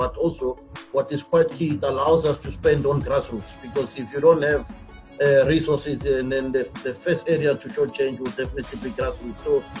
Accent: Mamelodi, Gauteng, South Africa; also born or lived in Tzaneen; I was born in Tzaneen, but I grew up in Mamelodi, that's all my life.

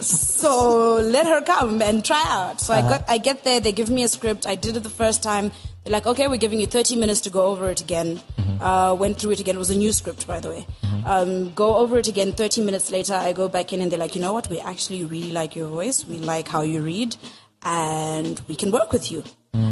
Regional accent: Harare, Zimbabwe; also born or lived in Mutare, Zimbabwe / Tanzania; was born here, raised in Harare. And I never went to Tanzania

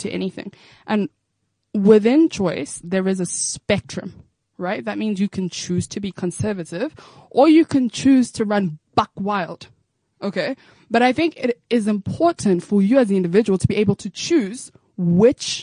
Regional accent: South Africa; I'm South African

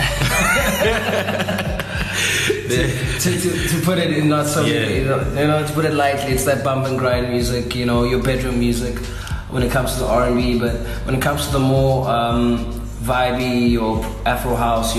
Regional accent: Cape Town, Western Cape, South Africa; also born or lived in southern suburbs, Cape Town / Blue Downs, Cape Town; I come from Kukuletu. I live in Blue Downs now, but I was born in Kukuletu. I went to school in the southern suburbs

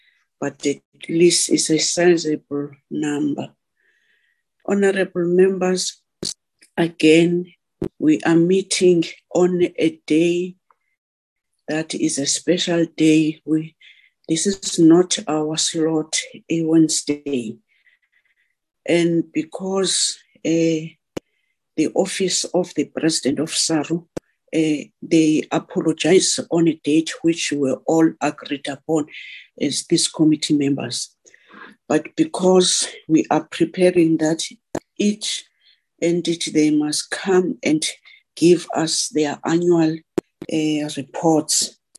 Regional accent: South Africa; We are all keen to go out as South African loving sport, a woman and man.

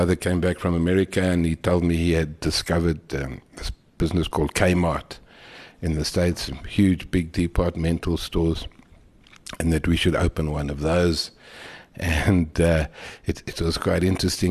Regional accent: Johannesburg, Gauteng, South Africa; also born or lived in Funnabile Park; I was born in Funnabile Park, in 1953, a long time ago, and then moved to Johannesburg when I was about 4 years old

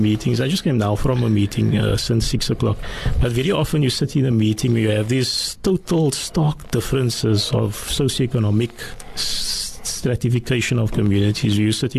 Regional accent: Cape Town, Western Cape, South Africa; Salt River, and also in Tafelsig.

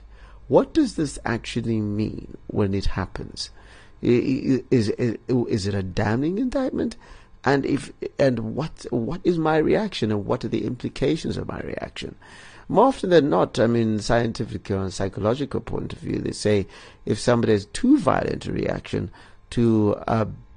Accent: Bulawayo, Zimbabwe; my hometown, Bulawayo

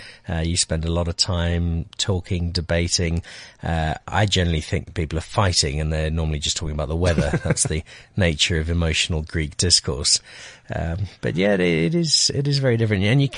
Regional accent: Zimbabwe; also born or lived in Belfast, Northern Ireland; From there to what was then a fairly newly independent Zimbabwe. At the age of four.

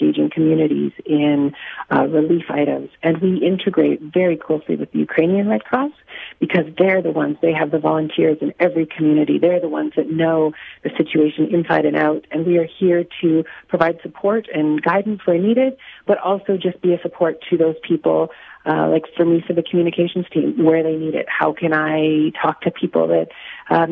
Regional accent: Saskatchewan, Canada; I'm from Saskatchewan

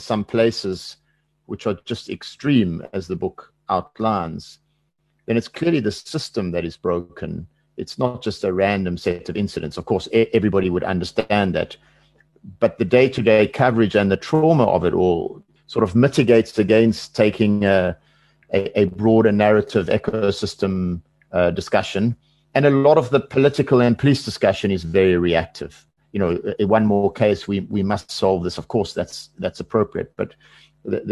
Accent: South Africa; as a South African

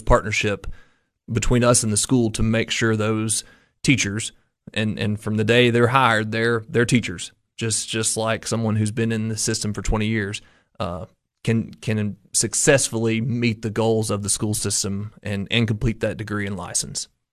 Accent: Coalfield, Tennessee, United States; moved away as an adult; also born or lived in Cookeville, Tennessee; all the way back to Morgan County, to my hometown

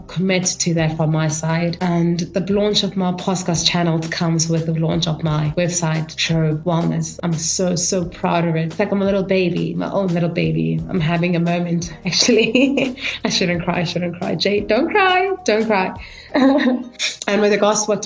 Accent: Kimberley, Northern Cape, South Africa; moved away as an adult; also born or lived in Johannesburg; I come from a small town called Kimberley, and I grew up in Kimberley.

